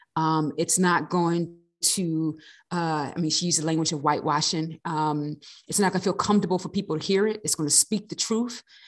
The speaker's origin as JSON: {"language": "English", "region": "East Coast", "country": "United States", "moved": "yes", "lives_now": "Riverside, United States", "said": "I'm originally from the East Coast"}